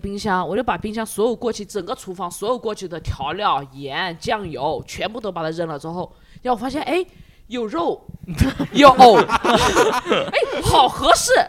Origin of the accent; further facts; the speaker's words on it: southern China, China; 我因为我而且我是南方人嘛，我们那边就是我就是从小就睡得很晚，我和我朋友也是。